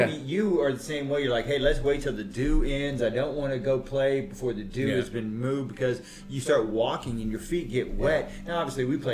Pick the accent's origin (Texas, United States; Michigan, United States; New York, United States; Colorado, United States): Texas, United States; I'm a Texan